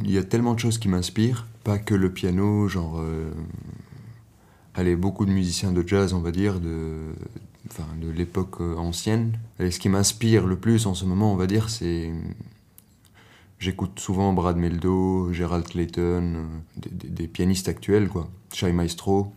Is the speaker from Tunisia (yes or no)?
yes; Tunis, Tunis Governorate, Tunisia; moved away as an adult; now in Brussels, Belgium; Je viens de Tunis et euh, maintenant j'habite à Bruxelles